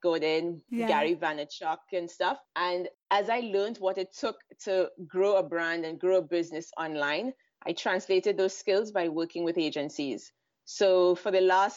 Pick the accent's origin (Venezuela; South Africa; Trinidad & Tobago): Trinidad & Tobago; moved away as an adult; also born or lived in London; now in Israel; I'm originally from Trinidad and Tobago, which is in the Caribbean, but I moved to Israel 12 years ago